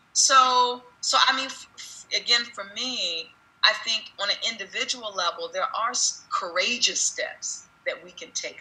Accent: United States; who we are as an American nation

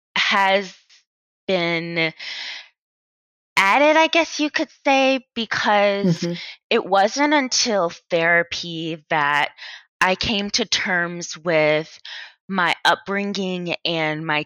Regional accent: Atlanta, Georgia, United States; moved away as an adult; also born or lived in Boston, Massachusetts; now in Austin, United States; I was born and raised in Atlanta, Georgia.

